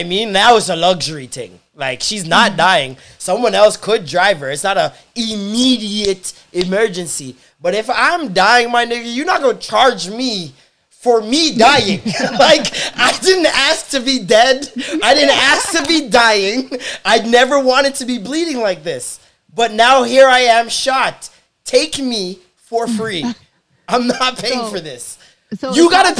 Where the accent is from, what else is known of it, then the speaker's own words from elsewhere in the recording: Toronto, Ontario, Canada; I was born in St. Michael's.